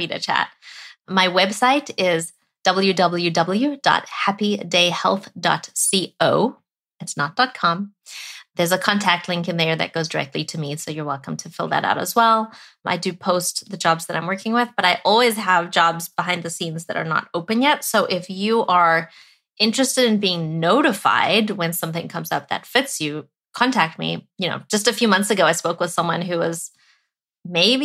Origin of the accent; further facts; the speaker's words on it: South Africa; moved away; I was born and raised in South Africa